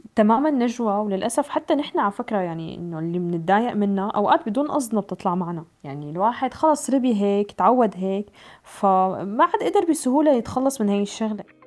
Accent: Syria; نحن كسوريين

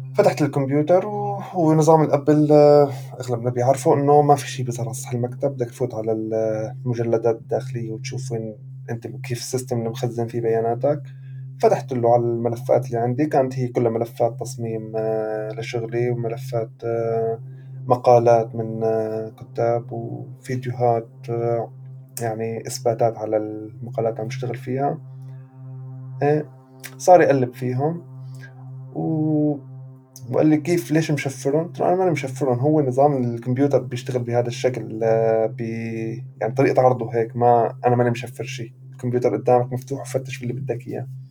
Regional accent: Syria; moved away as an adult; also born or lived in Beirut, Lebanon; now in Europe; كوني سوري

